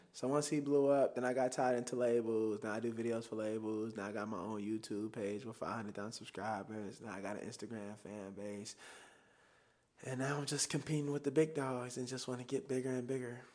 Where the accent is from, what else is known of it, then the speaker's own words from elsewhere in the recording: Chicago, Illinois, United States; I still talk like I'm from Chicago. I still got the slang